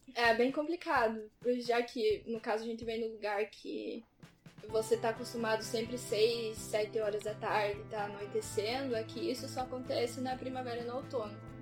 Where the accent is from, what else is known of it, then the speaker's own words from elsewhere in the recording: Pato Branco, Paraná, Brazil; now in Dublin, Ireland; hoje em dia eu moro em Dublin, eu sou de Pato Branco.